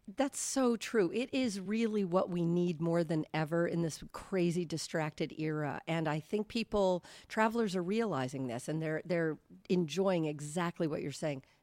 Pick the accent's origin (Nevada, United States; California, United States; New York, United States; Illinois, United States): California, United States; moved away; I grew up in California watching, um, Jersey Shore on T V